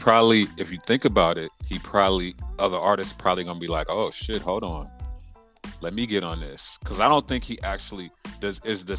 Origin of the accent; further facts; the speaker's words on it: West Coast, United States; because I'm from the West.